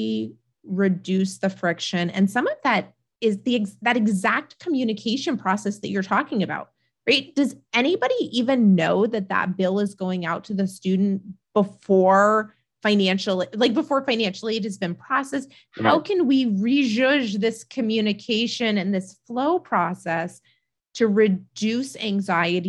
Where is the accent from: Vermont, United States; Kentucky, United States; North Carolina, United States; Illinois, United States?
Vermont, United States; moved away; I grew up in Vermont